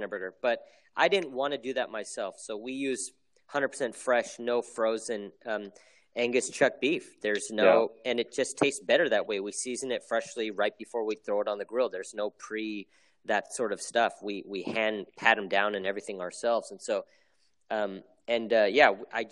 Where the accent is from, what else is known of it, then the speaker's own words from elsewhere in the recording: United States; I'm Korean American